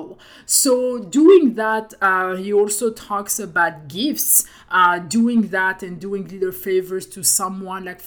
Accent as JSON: {"language": "English", "country": "France", "accent": "French", "second_language": "English", "said": "I have my French accent"}